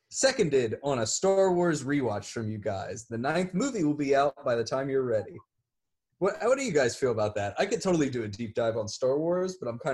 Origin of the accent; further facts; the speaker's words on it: Canada; I am Canadian and I'm angry that you didn't get through all the snacks.